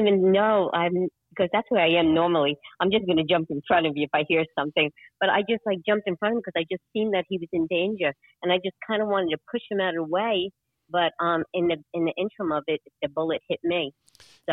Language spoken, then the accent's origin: English; New York, United States; accent: New York; now in Vero Beach, United States; New York accent. Born and raised in New York